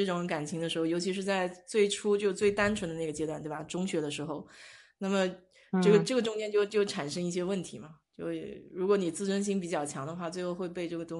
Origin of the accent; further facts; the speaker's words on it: China; 就跟我们中国人讲的这句话很像